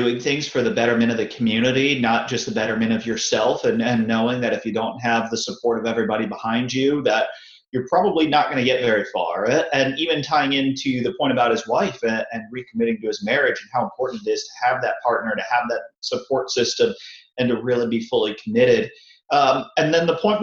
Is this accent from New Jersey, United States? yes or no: no; Tampa Bay area, Florida, United States; born and raised in the Tampa Bay area